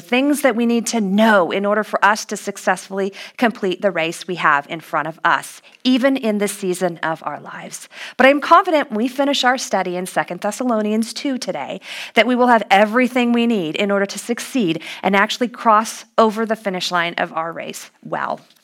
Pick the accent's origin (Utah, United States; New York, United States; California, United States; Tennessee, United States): California, United States; Los Angeles; my hometown was going to host this international competition